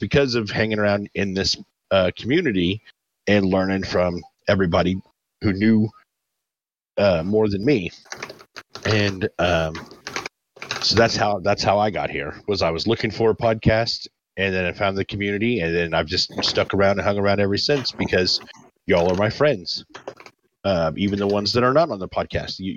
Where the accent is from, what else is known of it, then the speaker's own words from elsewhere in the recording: United States; I'm American